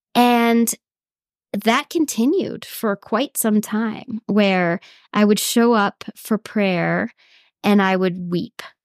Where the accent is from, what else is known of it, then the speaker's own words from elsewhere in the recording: Sioux Falls, South Dakota, United States; I grew up in South Dakota, um, in Sioux Falls, which is a kind of middle-sized city on the far east of that state